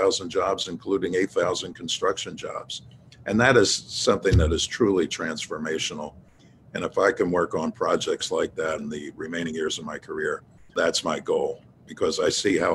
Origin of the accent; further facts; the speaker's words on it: Philadelphia, Pennsylvania, United States; I was born in South Philadelphia, raised in North Philadelphia in the Broad and Olney neighborhood.